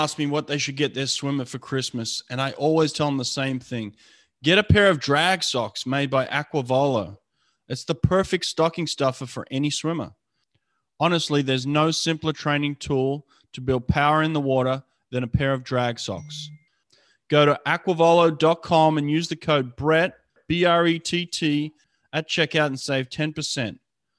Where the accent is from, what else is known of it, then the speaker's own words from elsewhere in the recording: the South, United States; now in Los Angeles, United States; You know, I came from the South and everybody says hello to you there.